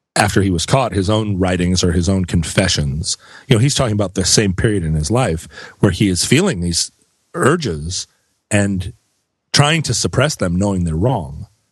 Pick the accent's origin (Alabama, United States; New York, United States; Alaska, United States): Alaska, United States; Anchorage; growing up in Anchorage